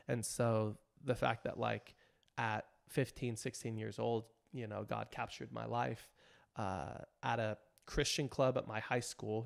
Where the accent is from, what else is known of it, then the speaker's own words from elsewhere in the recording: Riverside, California, United States; also born or lived in near Compton, California; this youth group in my hometown, Riverside